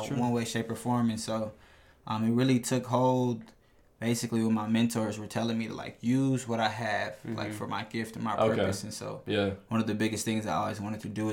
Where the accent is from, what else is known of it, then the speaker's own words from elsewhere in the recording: Minneapolis, Minnesota, United States; growing up in North Minneapolis